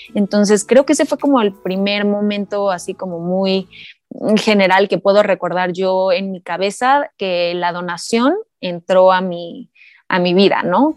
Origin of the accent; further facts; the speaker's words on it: Cuernavaca, Morelos, Mexico; also born or lived in Mexico City; soy de Cuernavaca, pero también estoy entre la Ciudad de México